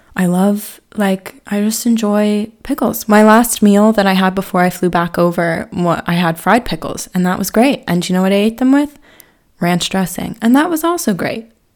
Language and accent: English; Harrisburg, Pennsylvania, United States; moved away as an adult; also born or lived in Philadelphia; now in Ireland; I'm not actually from Philly, from Harrisburg.